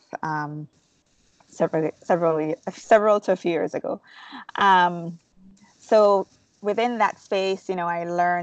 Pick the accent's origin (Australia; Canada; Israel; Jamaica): Jamaica; moved away as an adult; now in United States; I'm originally from Jamaica. I was born and raised, and I moved to the States legally to work and go to school.